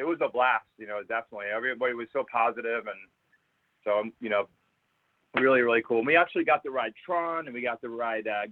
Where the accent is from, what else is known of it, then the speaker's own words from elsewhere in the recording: West Palm Beach, Florida, United States; I grew up in West Palm Beach, so I'm down there to see my mom quite a bit